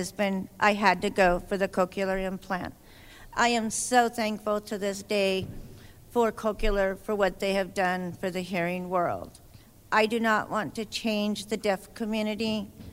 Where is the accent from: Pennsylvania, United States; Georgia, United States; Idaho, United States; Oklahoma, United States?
Idaho, United States; I'm from Idaho